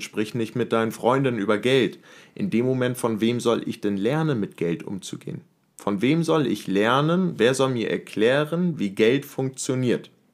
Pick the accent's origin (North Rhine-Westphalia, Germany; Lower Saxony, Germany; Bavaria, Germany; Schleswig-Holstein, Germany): Schleswig-Holstein, Germany; Henstedt-Ulzburg; moved away as an adult; now in Hamburg, Germany; Ich bin aufgewachsen in Henstedt-Ulzburg